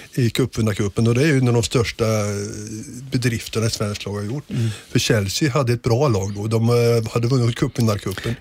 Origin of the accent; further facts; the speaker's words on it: Degerfors, Örebro County, Sweden; moved away; also born or lived in Gothenburg; Jag är själv, själv uppväxt i Degerfors